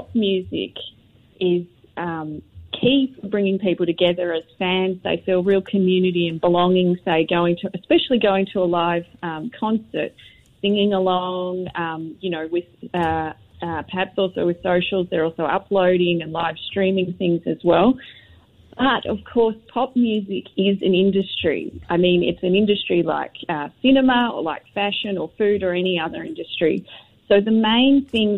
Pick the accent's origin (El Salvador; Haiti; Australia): Australia; now in Singapore; I'm Australian